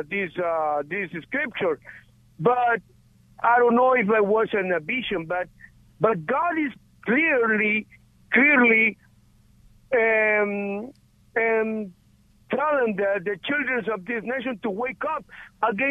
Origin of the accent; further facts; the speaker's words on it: Guatemala; moved away; I am from Guatemala